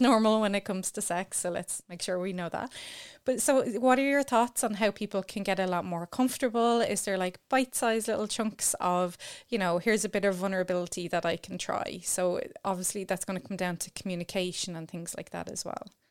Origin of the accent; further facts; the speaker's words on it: Ireland; as Irish people